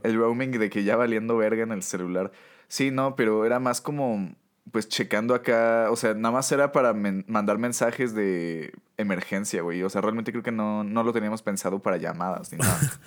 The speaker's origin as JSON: {"language": "Spanish", "country": "Mexico", "said": "como buenos mexicanos"}